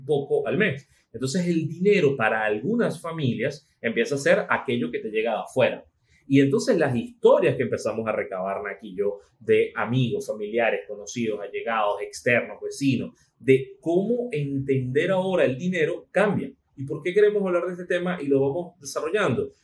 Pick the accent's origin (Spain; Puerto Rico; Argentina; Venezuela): Venezuela